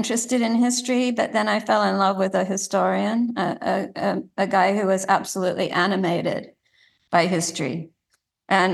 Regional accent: Sydney, New South Wales, Australia; when I was growing up in Sydney

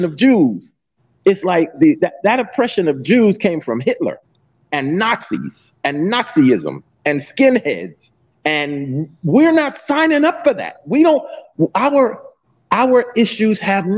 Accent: New York City, New York, United States; I grew up in Mott Haven Projects

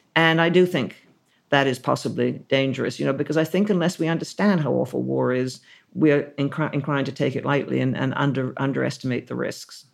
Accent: Canada; now in United Kingdom; as a Canadian

